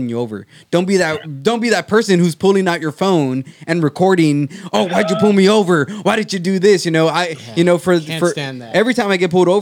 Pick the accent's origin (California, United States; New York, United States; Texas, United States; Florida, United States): Texas, United States; Brownsville; now in Austin, United States; I'm from Brownsville, Texas